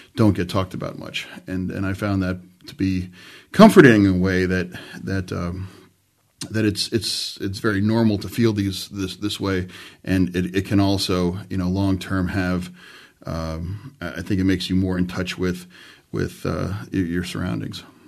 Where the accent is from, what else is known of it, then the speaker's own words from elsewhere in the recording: York, Pennsylvania, United States; now in Braddock, United States; I grew up uh, from York in York, Pennsylvania